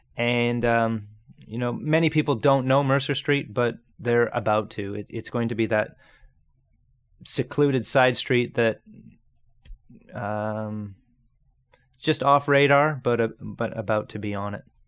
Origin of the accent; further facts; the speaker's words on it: Grimsby, Ontario, Canada; I grew up in Niagara, straight across the lake. Um, small town called Grimsby